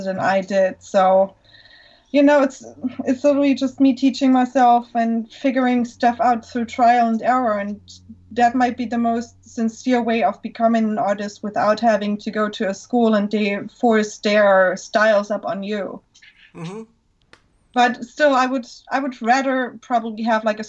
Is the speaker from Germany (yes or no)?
yes; Germany; English is a second language; moved away as an adult; now in Florida, United States; I was born in Germany.